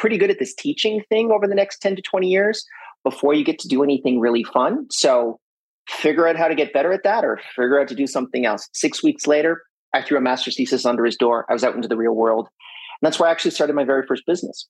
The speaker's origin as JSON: {"language": "English", "region": "French Canada", "country": "Canada", "said": "I'm from French Canada. So I'm fluent in both French and English."}